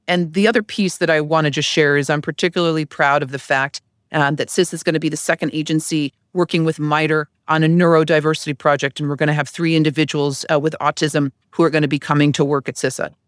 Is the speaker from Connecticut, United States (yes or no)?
yes; Connecticut, United States; moved away as an adult; I'm from Connecticut